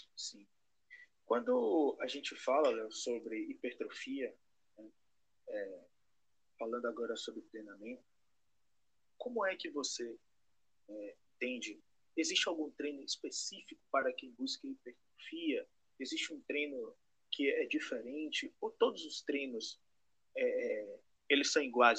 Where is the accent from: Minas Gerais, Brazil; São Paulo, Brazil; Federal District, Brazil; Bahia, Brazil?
Bahia, Brazil; Salvador; sou de Salvador, Bahia